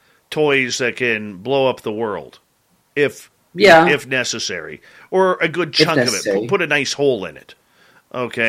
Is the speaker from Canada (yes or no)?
yes; Canada; me being Canadian